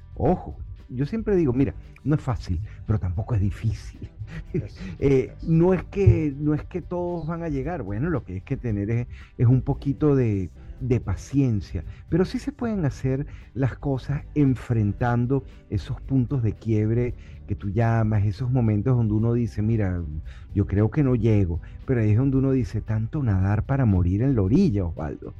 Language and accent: Spanish; Caracas, Capital District, Venezuela; moved away as an adult; now in Miami, United States; yo crecí en Caracas, Venezuela, eh, con el Ávila enfrente